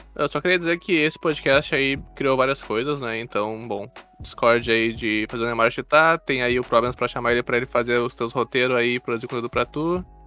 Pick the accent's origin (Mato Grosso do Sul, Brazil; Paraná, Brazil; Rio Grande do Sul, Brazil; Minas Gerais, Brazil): Rio Grande do Sul, Brazil; Gaúcho; eu sou gaúcho